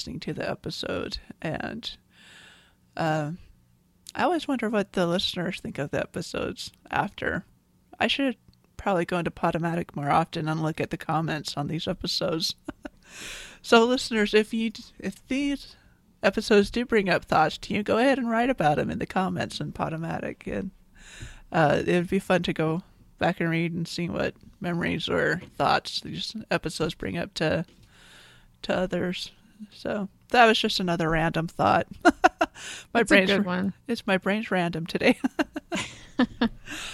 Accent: United States; as an American

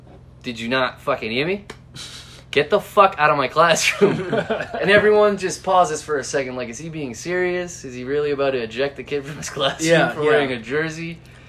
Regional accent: Boston, Massachusetts, United States; So I'm from Boston, right? I don't have the accent, but all of my teachers had the accent.

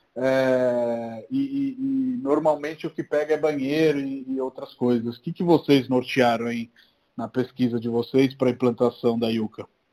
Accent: Italy; now in Brazil; mas eu sou da Itália

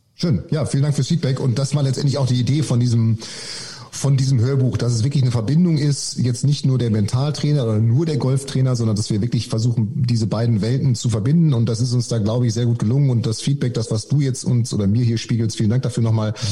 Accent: Münster, North Rhine-Westphalia, Germany; ich komme ursprünglich aus Münster

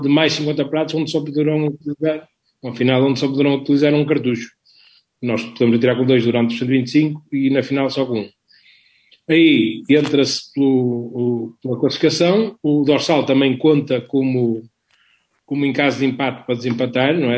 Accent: Vila do Conde, Norte, Portugal; sou de Vila do Conde

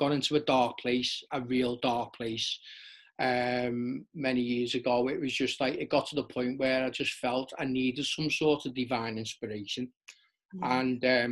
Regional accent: Liverpool, North West England, United Kingdom; growing up in Liverpool, it was all about the club scene

